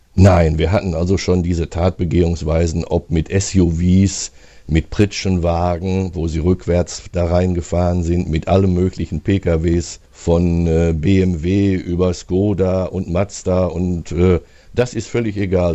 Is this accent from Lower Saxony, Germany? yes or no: no; Hagen, North Rhine-Westphalia, Germany; aus meiner Heimatstadt